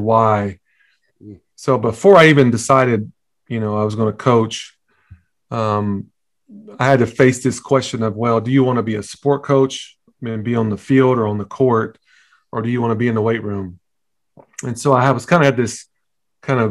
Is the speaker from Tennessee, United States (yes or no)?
yes; Tennessee, United States; moved away as an adult; also born or lived in Texas; I was born and raised in Tennessee. So we definitely got that Southern roots thing in there